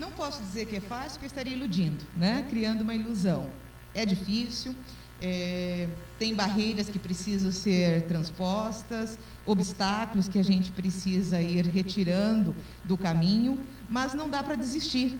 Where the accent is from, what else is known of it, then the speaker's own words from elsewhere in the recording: Campina da Lagoa, Paraná, Brazil; also born or lived in Diamante do Oeste; now in Cascavel, Brazil; eu sou natural de Campina da Lagoa, próximo daqui também